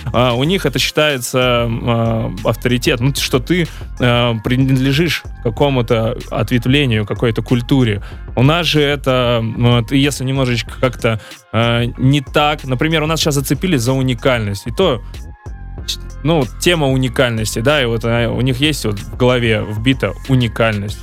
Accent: Saint Petersburg, Russia; я вообще-то родом из Питера

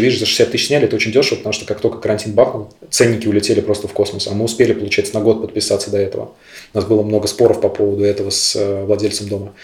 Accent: Sestroretsk, Saint Petersburg, Russia; Я прям вырос в Сестрорецке

